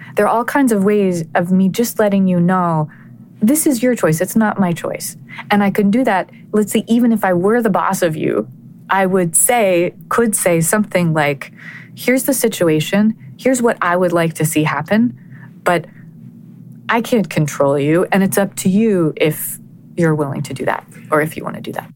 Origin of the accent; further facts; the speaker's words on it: Connecticut, United States; my hometown in Connecticut